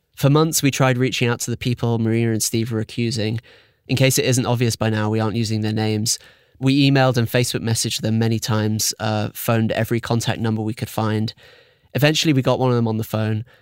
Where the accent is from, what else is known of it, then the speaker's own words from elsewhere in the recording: United Kingdom; I'm British